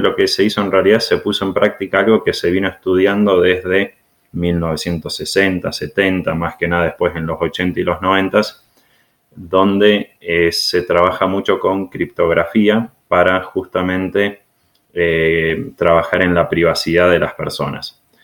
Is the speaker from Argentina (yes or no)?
yes; Argentina; moved away; venimos de Argentina nosotros dos